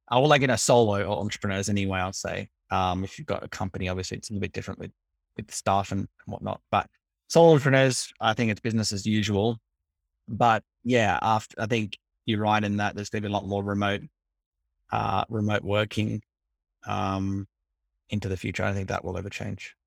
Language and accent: English; Australia; I'm Australian.